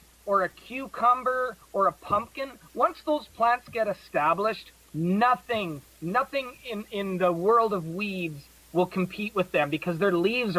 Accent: Saskatchewan, Canada; I was born in Saskatchewan, which is just above North Dakota.

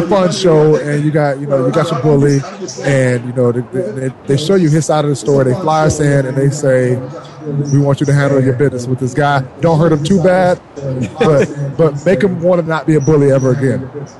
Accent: Detroit, Michigan, United States; and I'm from Detroit. And, you know, that's how I was raised

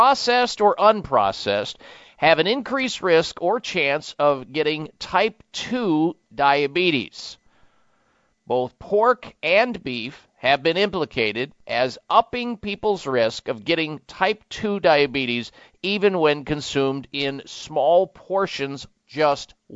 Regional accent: Midwest, United States; growing up in the Midwest

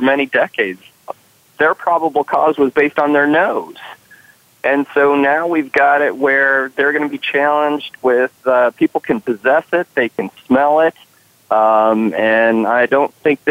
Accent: Colorado, United States; I hail from Colorado, ground zero for legal marijuana

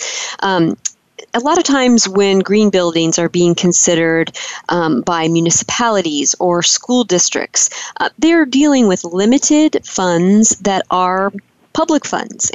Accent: Midwest, United States; moved away; I'm originally from the Midwest.

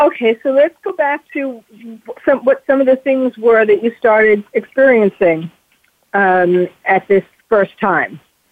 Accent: New York, United States; I'm from New York.

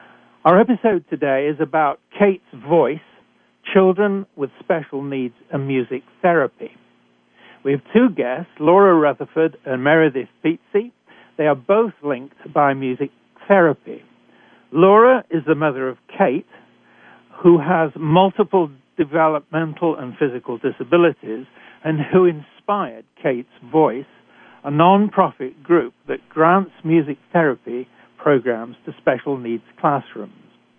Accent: United Kingdom; accent: British; moved away; also born or lived in Canada; your host. I'm a physician trained in Britain, as you can tell from my accent. I've worked for many years in Canada

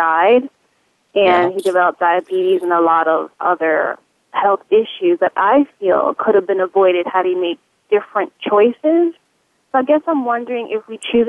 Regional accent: New York, United States; we're from New York

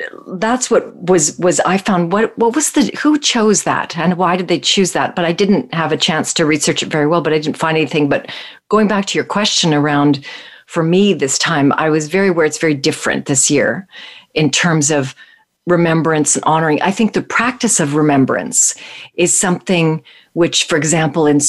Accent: Calgary, Alberta, Canada; I grew up in Calgary

